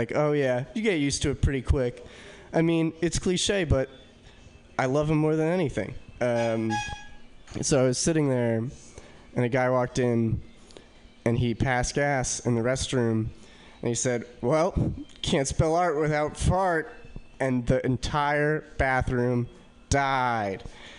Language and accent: English; New York, United States; New York.